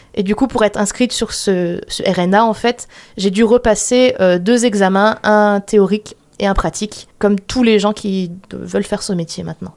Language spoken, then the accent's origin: French; Sarreguemines, Grand Est, France; je suis née à Sarreguemines